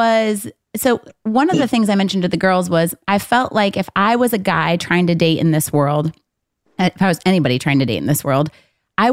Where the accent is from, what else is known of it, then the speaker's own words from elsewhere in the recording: Saline, Michigan, United States; I grew up in a predominantly farm town, Saline, Michigan